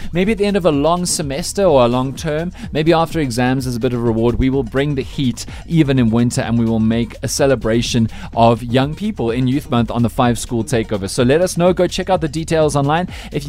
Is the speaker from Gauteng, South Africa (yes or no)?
no; Cape Town, Western Cape, South Africa; moved away; my hometown, which is Cape Town